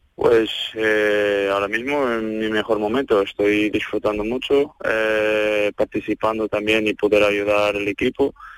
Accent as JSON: {"language": "Spanish", "country": "Portugal", "second_language": "Spanish", "moved": "as an adult", "lives_now": "Seville, Spain", "said": "Yo estaba en el Maya, así un equipo de mm, un club de mi pueblo"}